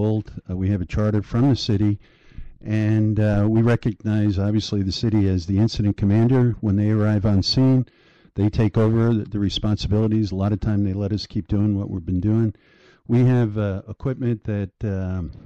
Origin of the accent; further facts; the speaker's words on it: Breezy Point, New York, United States; also born or lived in Long Island; I grew up in Breezy Point after college